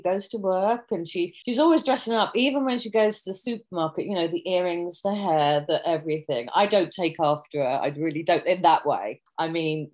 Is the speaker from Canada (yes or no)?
no; United Kingdom; accent: British; moved away; I have the British accent